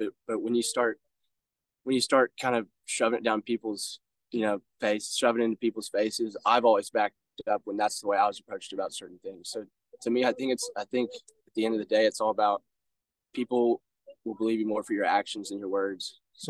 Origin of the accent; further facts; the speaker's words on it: Jackson, Missouri, United States; So for me, I go to school out of state. I grew up in Jackson, just down the road.